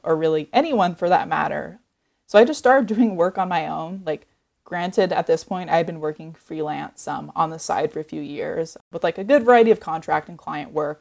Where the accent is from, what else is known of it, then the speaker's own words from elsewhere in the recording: Oregon coast, United States; I grew up on the Oregon coast